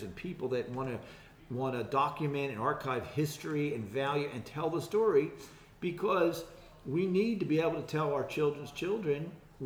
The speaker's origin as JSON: {"language": "English", "town": "Philadelphia", "region": "Pennsylvania", "country": "United States", "tie": "born or raised there", "also_born_or_lived": "Quakertown, Pennsylvania", "said": "I'm right here from Philadelphia area. I was born in Philadelphia and raised in the area."}